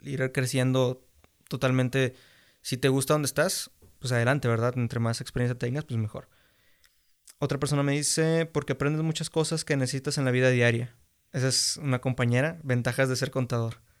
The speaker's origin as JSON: {"language": "Spanish", "country": "Mexico", "said": "tenemos aquí como mexicanos"}